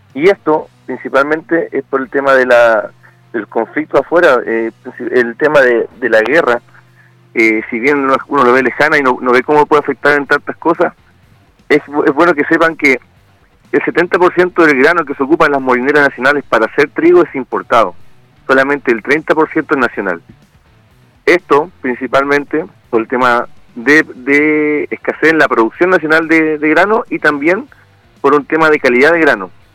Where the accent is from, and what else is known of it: Chile